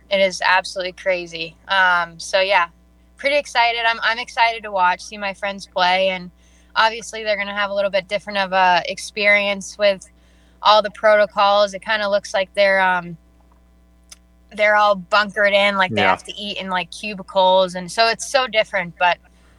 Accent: British Columbia, Canada; I play for a team out of Calgary, which is being from British Columbia.

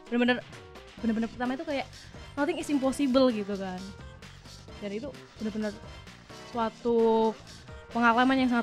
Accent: Malang, East Java, Indonesia; Tapi Malang, Malang Coret asli Kabupaten Malang.

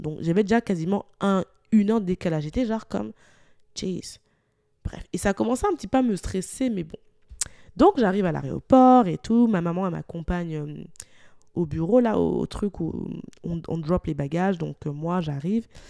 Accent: Lyon, Auvergne-Rhône-Alpes, France; moved away as an adult; now in Montreal, Canada; étant originaire de Lyon, je suis partie de Lyon

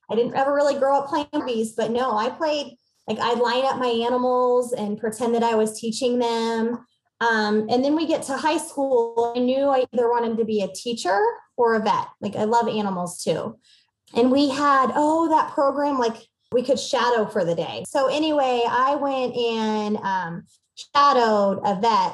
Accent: Aurora, Missouri, United States; moved away as an adult; also born or lived in Springfield, Missouri; now in Bentonville, Arkansas, United States; growing up in Missouri

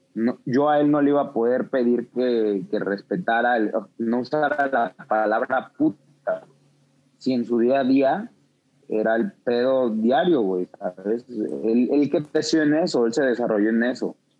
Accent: Mexico City, Mexico; crecí en Santo Domingo, Coyoacán.

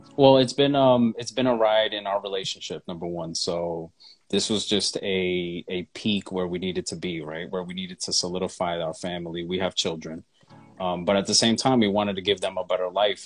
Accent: New York City, New York, United States; moved away as an adult; now in Atlanta, United States; I am a native of New York. I mean, I've lived there like 30 plus years

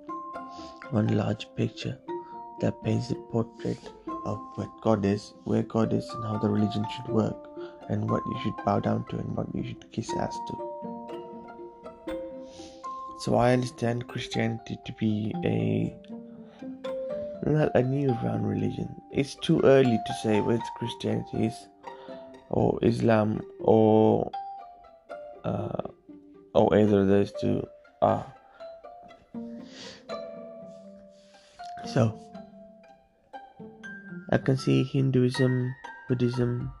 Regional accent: Sri Lanka; also born or lived in England; now in United Kingdom; I'm from Sri Lanka, or some of us would like to call it Tamilalam

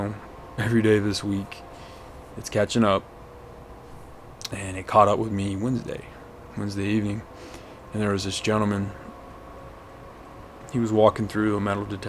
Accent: Hobbs, New Mexico, United States; moved away; my hometown's about 30 miles west of it. It's called Hobbs

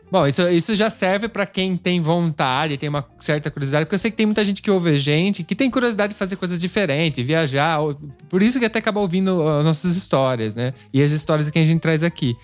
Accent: Brazil; a gente é brasileiro

